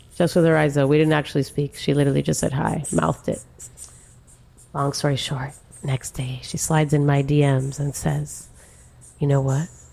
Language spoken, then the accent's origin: English; Miami, Florida, United States; born and raised in Miami